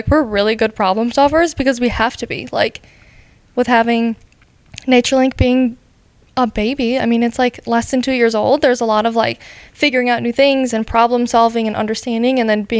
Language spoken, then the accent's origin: English; South Dakota, United States; I grew up in South Dakota.